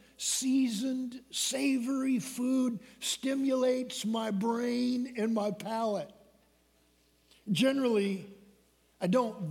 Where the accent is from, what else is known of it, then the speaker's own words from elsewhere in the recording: Michigan, United States; When I was a small boy growing up in Michigan